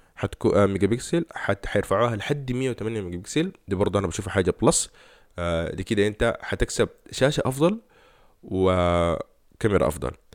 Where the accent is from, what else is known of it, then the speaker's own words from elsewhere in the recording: Sudan; احنا كسودانيين